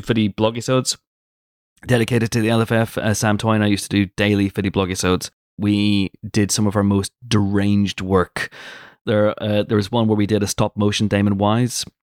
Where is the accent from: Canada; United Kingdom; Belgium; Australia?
United Kingdom; I'm British.